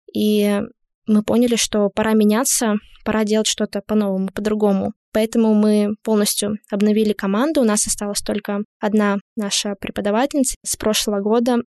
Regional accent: Lesnoy, Sverdlovsk Oblast, Russia; moved away; Я из города Лесной. Это Свердловская область, закрытый маленький городок. Поэтому у нас действительно было мало чего можно было достать.

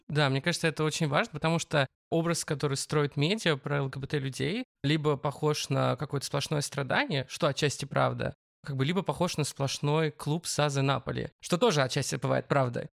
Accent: Barnaul, Altai Krai, Russia; Я родился в Барнауле, Алтайский край. Если вы ткнете просто пальцем в центр Евразии, то это будет как раз мой родной город

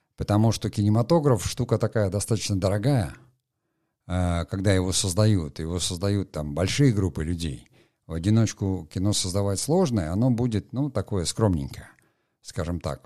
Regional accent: Murmansk, Murmansk Oblast, Russia; я просто там вырос, не в Териберке, а в Мурманске, э, в э, Мурманской области.

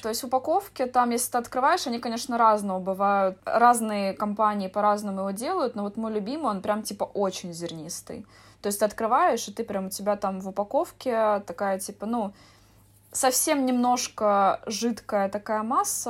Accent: Estonia; я из Эстонии

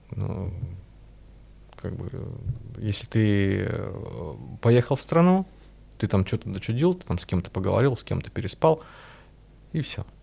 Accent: Russia; я из России

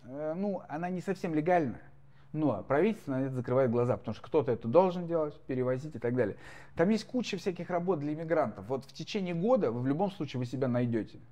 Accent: Moscow, Russia; moved away as an adult; also born or lived in Oryol Oblast; now in United States; Я как человек, профессиональный москвич, проживший там сколько, 30 миллионов лет э, в Москве

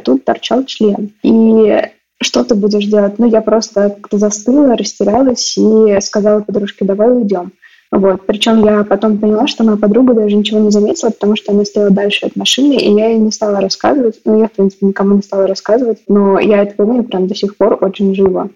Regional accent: Moscow, Russia; Я выросла в Москве, в районе Чертанова

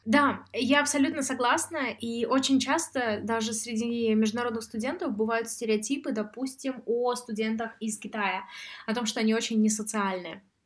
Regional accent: Samara, Samara Oblast, Russia; now in Sweden; А я сама из Самары, и я занималась в этнографическом музее

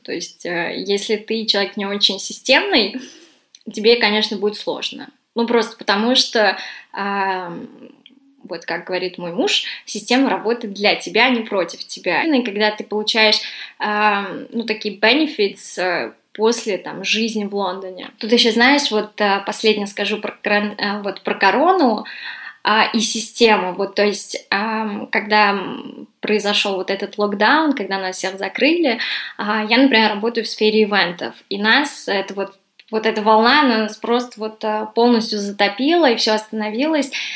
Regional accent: Russia; moved away as an adult; now in London, United Kingdom; я из России

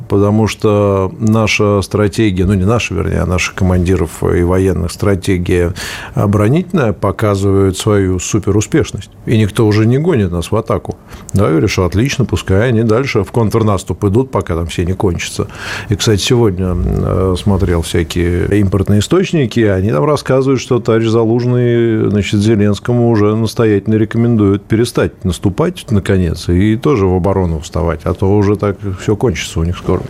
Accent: Moscow, Russia; Я из Москвы

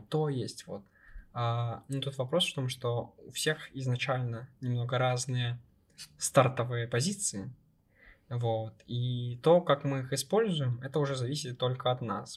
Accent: Ukraine; я из Украины

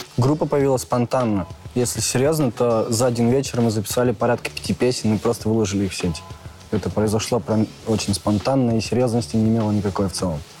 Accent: Tyumen, Tyumen Oblast, Russia; Я из Тюмени

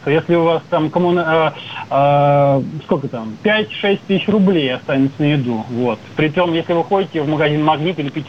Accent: Moscow Oblast, Russia; и даже все детство я провел в Московской области, да, в деревне, в середине 90-х.

